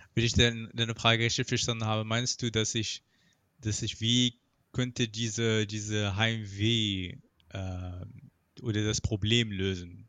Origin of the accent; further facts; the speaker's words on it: Morocco; German is a second language; moved away as an adult; now in Germany; mein Heimatland Marokko